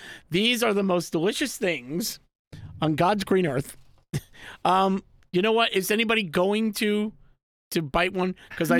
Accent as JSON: {"language": "English", "town": "New York City", "region": "New York", "country": "United States", "tie": "born or raised there", "said": "I grew up in the Bronx."}